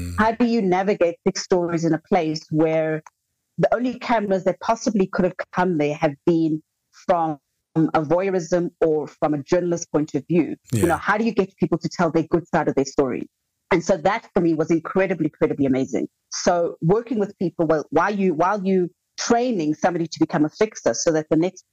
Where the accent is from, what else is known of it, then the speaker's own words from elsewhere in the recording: South Africa; as a South African